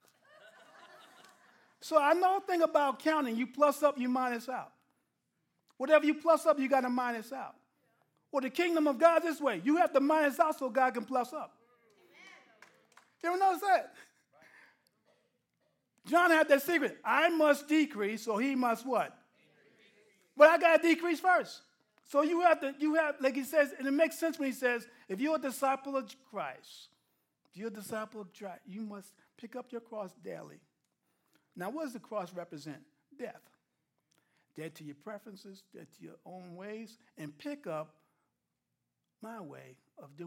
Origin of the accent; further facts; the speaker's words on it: New York, United States; I'm a New Yorker, plain and simple